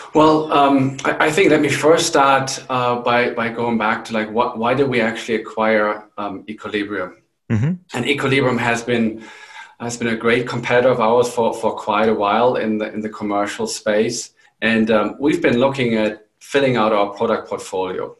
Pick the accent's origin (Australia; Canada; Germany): Germany; moved away as an adult; also born or lived in England; now in New Mexico, United States; I am originally from Germany